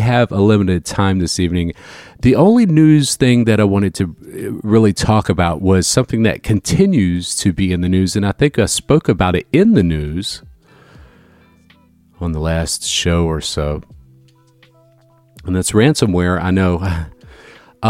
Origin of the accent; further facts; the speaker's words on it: Northeast Florida, United States; growing up in Northeast Florida